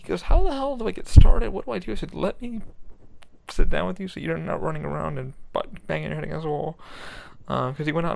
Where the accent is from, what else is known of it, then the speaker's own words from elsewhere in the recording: New York, United States; I grew up in New York